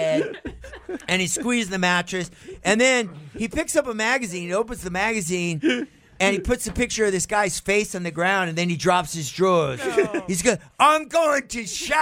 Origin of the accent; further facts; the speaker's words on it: California, United States; I'm a kid from California, right? I'm a surfer kid